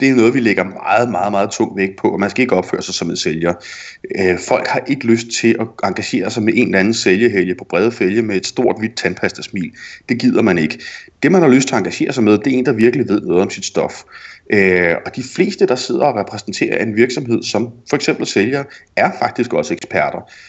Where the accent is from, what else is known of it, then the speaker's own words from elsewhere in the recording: Jutland, Denmark; ja, netop som jyde, øh, og som dansker, og sandsynligvis også som kvinde.